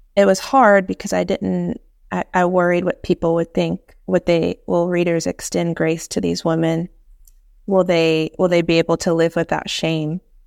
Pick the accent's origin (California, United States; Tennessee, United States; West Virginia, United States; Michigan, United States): Tennessee, United States; East; also born or lived in Piedmont, North Carolina; now in Winston-Salem, United States; I'm from East Tennessee, and I live in Piedmont of North Carolina now